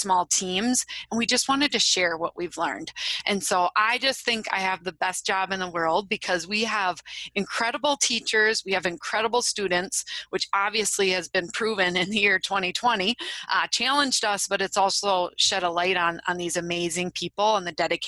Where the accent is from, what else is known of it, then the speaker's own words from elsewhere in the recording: Wisconsin, United States; I am from Wisconsin. You might be able to tell that from my accent